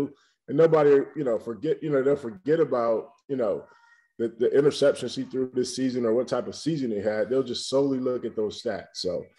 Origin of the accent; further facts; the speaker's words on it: Ohio, United States; I grew up in Ohio too